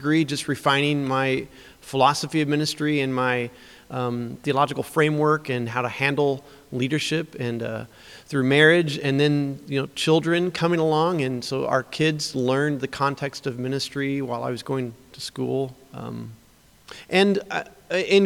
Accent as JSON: {"language": "English", "town": "Springfield", "region": "Illinois", "country": "United States", "tie": "born or raised there", "said": "I grew up in Springfield, Illinois in a Christian home"}